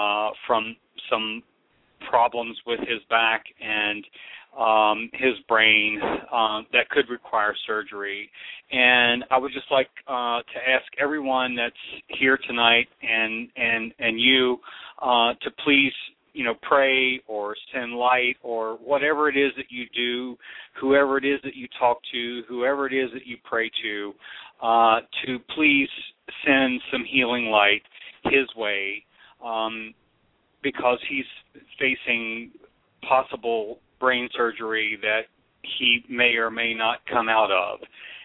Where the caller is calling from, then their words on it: Charlottesville, Virginia, United States; from Charlottesville.